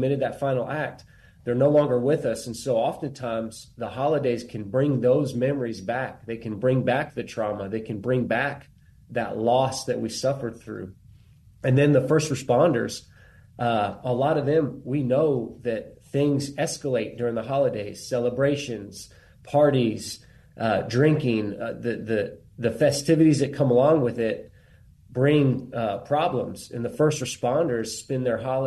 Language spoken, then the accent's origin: English; Bandera, Texas, United States; I'm from Bandera, Texas, which is where the Warriors Heart Texas location is